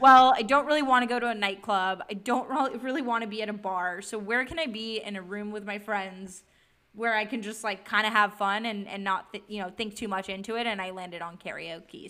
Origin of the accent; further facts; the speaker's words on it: East Bay, Bay Area, California, United States; also born or lived in Santa Barbara / San Francisco; now in Los Angeles, United States; but I did grow up in the Bay Area, so in the East Bay